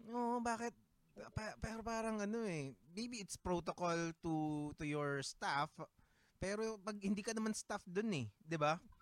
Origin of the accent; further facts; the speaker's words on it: Laguna, Calabarzon, Philippines; nasa Laguna ako noon